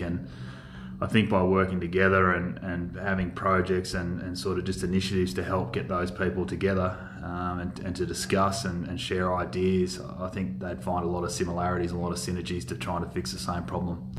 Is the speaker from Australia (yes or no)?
yes; Euston, New South Wales, Australia; I was born and raised in the Mallee, sort of down around Euston.